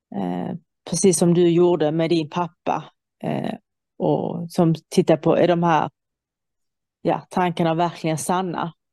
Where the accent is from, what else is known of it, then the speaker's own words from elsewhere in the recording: Iran; now in Sweden; jag kommer från Iran